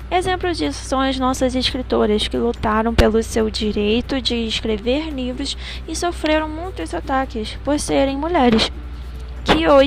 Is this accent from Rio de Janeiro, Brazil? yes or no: yes; Rio de Janeiro, Brazil; Eu sou do … de Campo Grande, Rio de Janeiro.